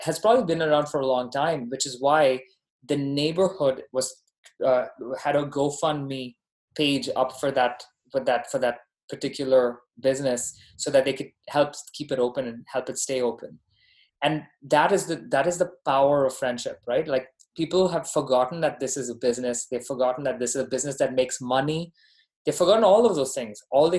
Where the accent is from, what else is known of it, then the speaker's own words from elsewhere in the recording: Dubai, United Arab Emirates; also born or lived in Bahrain; now in United States; Yeah, no, I was born there. I grew up in Dubai. I'm Indian by ethnicity, Canadian by citizenship, and American by residence.